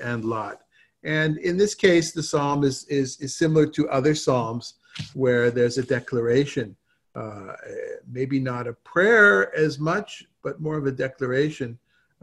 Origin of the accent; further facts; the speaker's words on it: Southern California, United States; moved away; also born or lived in Israel; growing up in Southern California